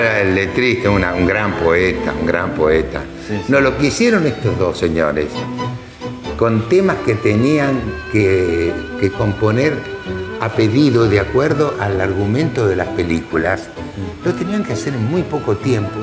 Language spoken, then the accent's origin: Spanish; Argentina; yo soy un ciudadano argentino